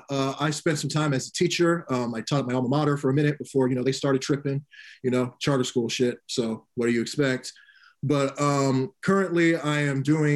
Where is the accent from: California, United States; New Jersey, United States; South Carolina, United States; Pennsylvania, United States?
California, United States; Sacramento; I'm from Sacramento, California, aka the capital, aka the boring ass city